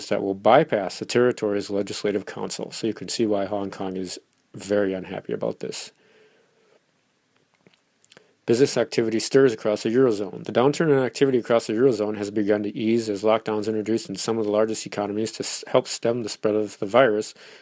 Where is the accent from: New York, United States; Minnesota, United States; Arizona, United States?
Minnesota, United States; The Mall of America is in my home state, just a few minutes down the highway from me